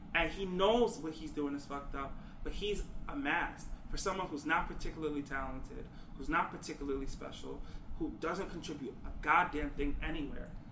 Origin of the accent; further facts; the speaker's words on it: New York, United States; I come from New York